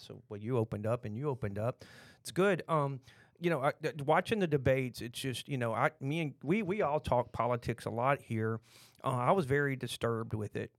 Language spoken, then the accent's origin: English; Texas, United States; accent: Texan; we're from Texas